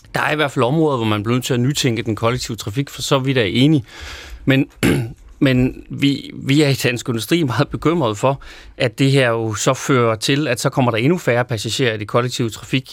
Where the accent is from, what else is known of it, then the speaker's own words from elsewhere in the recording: Løkken?, North Denmark Region, Denmark; født og vokset i Lykstør